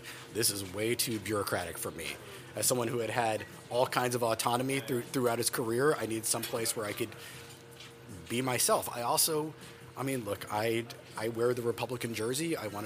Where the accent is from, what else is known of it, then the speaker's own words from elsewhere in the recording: Dallas, Texas, United States; moved away as an adult; also born or lived in Austin; now in Washington, D.C., United States; We're both born and raised in Dallas